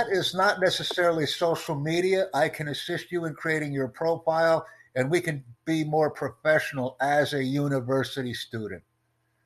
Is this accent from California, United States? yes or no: no; New York City, New York, United States; I'm from New York City.